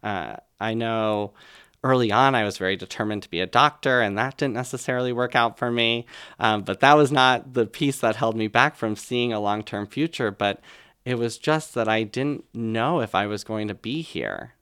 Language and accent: English; Colchester, Vermont, United States; right here in Vermont. So I was in Colchester, Vermont at the time